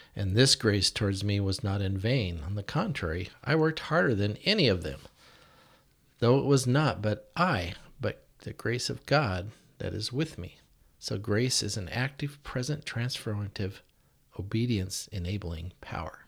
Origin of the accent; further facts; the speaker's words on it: Yakima, Washington, United States; We moved to Yakima in nineteen sixty-two when I was seven years old because my dad started the Christian radio station